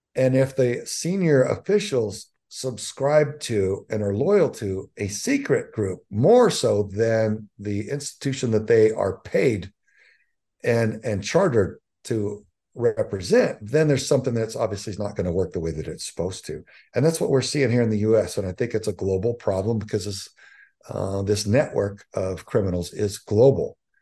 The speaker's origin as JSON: {"language": "English", "region": "Southern Texas", "country": "United States", "tie": "born or raised there", "said": "I, I grew up in Southern Texas"}